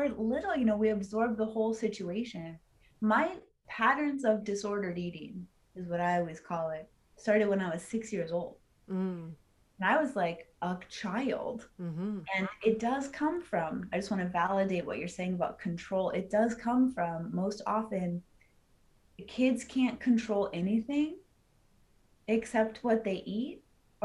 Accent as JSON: {"language": "English", "town": "Los Angeles", "region": "California", "country": "United States", "tie": "born or raised there", "said": "I was born and raised in Hollywood, which is where diet culture comes from"}